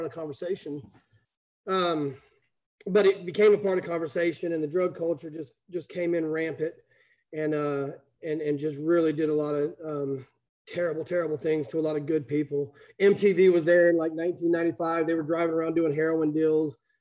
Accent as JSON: {"language": "English", "town": "Plano", "region": "Texas", "country": "United States", "tie": "born or raised there", "said": "I grew up in Plano, Texas. Family got here in about 1975"}